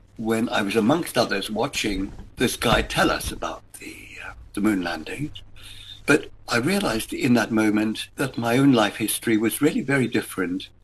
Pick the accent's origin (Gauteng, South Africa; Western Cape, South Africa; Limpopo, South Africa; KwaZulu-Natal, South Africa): Gauteng, South Africa; Johannesburg; We grew up in Joburg in the 1950s, under the shadow of the Holocaust